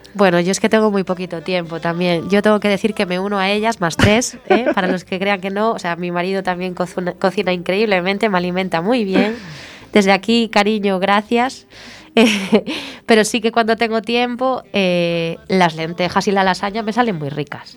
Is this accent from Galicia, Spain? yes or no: yes; Sada, Galicia, Spain; yo soy sadense, yo soy de Sada.